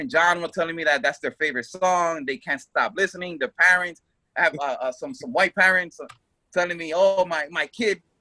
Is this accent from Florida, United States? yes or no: no; New York City, New York, United States; moved away as an adult; also born or lived in Dominican Republic (ancestry); now in Miami, United States; growing up in Washington Heights, we didn't come up from a rich environment or anything like that.